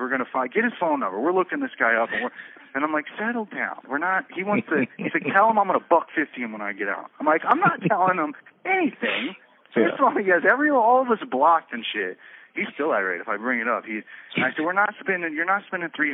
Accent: Florida, United States; I was from Florida

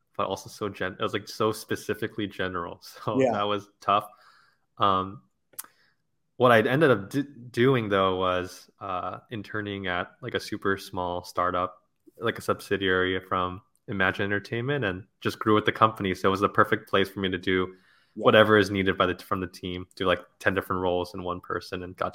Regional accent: La Crescenta, California, United States; Yeah, I was born somewhere like in Hollywood or something like that, and then have grown up in La Crescenta, suburb of LA, my whole life. So went to school at USC, still live out in Los Angeles, so haven't left the city.

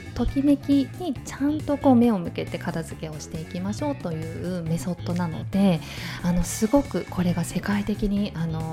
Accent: Shinhidaka, Hokkaido, Japan; moved away as an adult; now in Tomakomai, Japan; 私出身がですね、えっ、ー、と日高郡新日高町静内という町で、はい、生まれも育ちも、

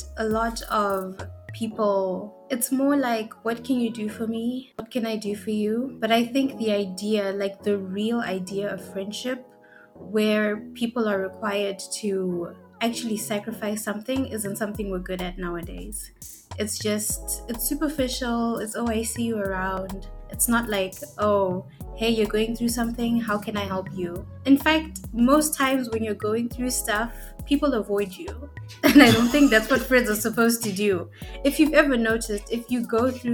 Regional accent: Zimbabwe; now in Canada; I'm from Zimbabwe

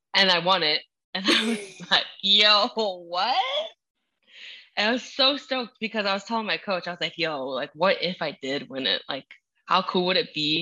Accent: Minnesota, United States; English is a second language; also born or lived in Utah / Idaho; now in Florida, United States; I'm from Minnesota originally

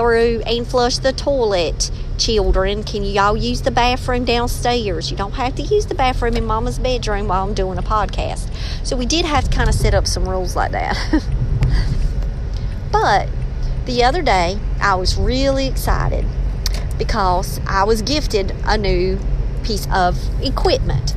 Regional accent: Robeson County, North Carolina, United States; accent: country; I'm from Robeson County, and the more passionate I get about a subject, the more slang I can become

